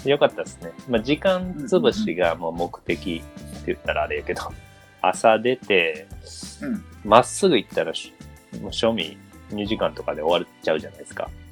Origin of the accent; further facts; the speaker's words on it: Osaka, Japan; 僕、大阪生まれで、もう小さい時から行ってるし